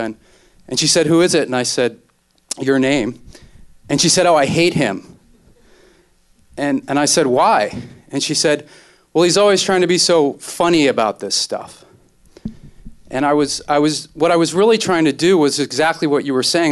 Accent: New York, United States; now in Los Angeles, United States; I'm from New York, I live in Los Angeles right now

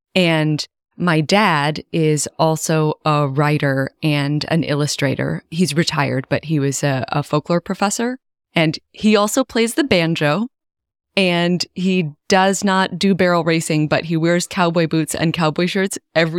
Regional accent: Philadelphia, Pennsylvania, United States; I'm also from Philadelphia.

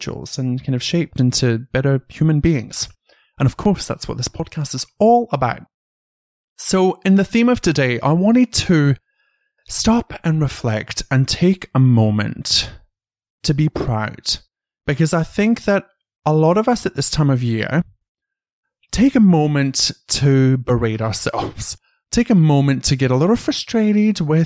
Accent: United Kingdom; moved away as an adult; also born or lived in Canberra, Australia; now in Sydney, Australia; when I went home to the UK, the first day that I went out in my hometown

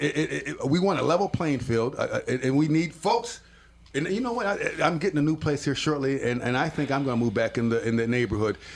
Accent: Minneapolis, Minnesota, United States; I grew up in the Harrison neighborhood

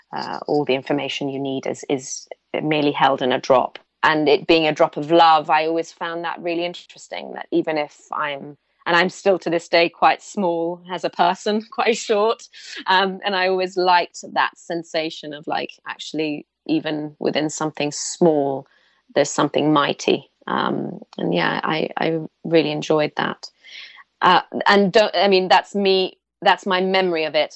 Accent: Pune, Maharashtra, India; I was born in India. I was born in Pune

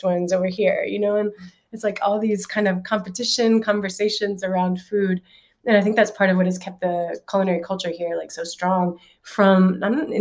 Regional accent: Alabama, United States; moved away as an adult; now in San Sebastian, Spain; growing up in Alabama

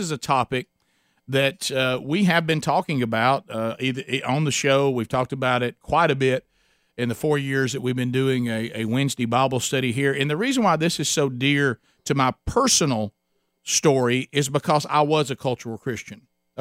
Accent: Alabama, United States; we're from Alabama

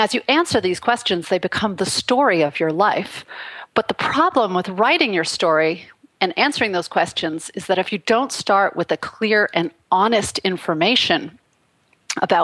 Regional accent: Canada; moved away as an adult; now in Los Angeles, United States; I grew up in Canada. In a very, very remote rural place

